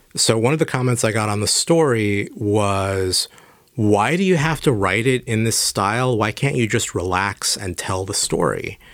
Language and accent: English; San Diego, California, United States; moved away; I grew up in San Diego